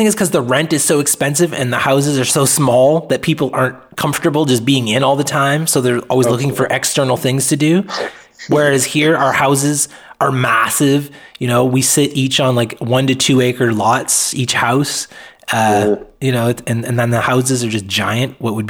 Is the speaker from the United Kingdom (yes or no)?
no; Atlantic Canada, Canada; now in Vancouver Island, Canada; I'm not from Vancouver Island. I'm from the other end of Canada, from Atlantic Canada on the East Coast.